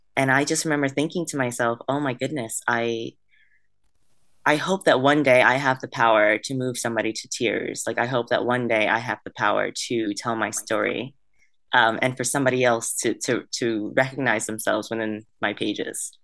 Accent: Vietnam; moved away; I was born in Vietnam

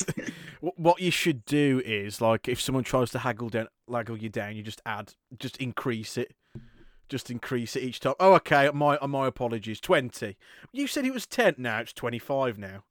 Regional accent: United Kingdom; british people we are easily the worst at learning a second language i'm no exception

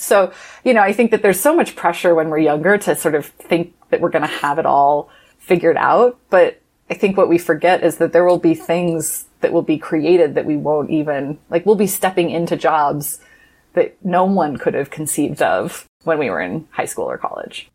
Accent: Midwest, United States; I grew up in the Midwest in an evangelical family

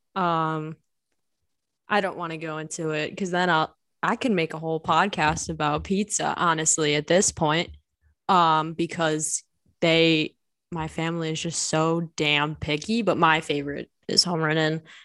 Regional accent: Bolingbrook, Illinois, United States; also born or lived in Joliet / Naperville; I grew up in Bolingbrook, which is, like, literally five minutes away

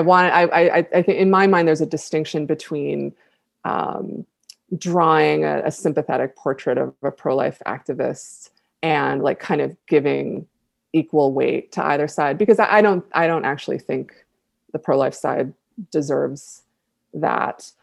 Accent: Buffalo, New York, United States; my hometown of Buffalo

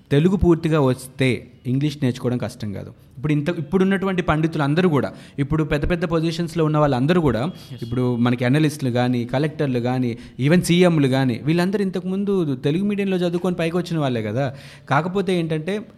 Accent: India; మన భారతదేశంలో

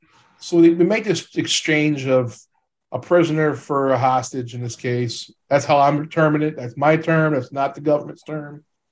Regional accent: United States; I'm from America.

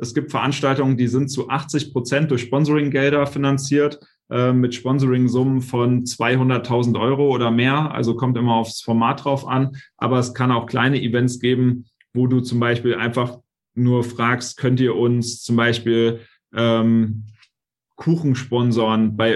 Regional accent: Hanau, Hesse, Germany; bin wieder zurück in meine Heimatstadt hier nach Hanau gezogen

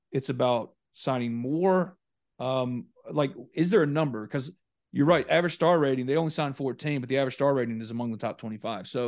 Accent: New Albany, Mississippi, United States; my hometown of New Albany, Mississippi.

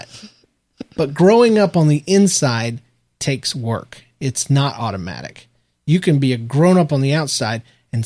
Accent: United States; we were born and raised in America, the land of the free.

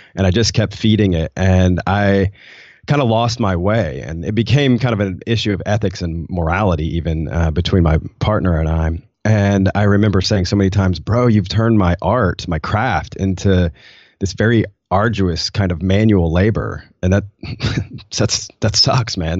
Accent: Nashville, Tennessee, United States; moved away as an adult; also born or lived in Rwanda; I'm from Nashville, and I was coming from Nashville culture

